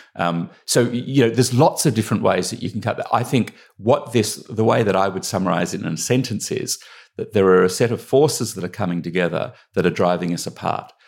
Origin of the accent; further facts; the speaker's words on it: Australia; accent: Australian; moved away as an adult; now in United Kingdom; I grew up in Australia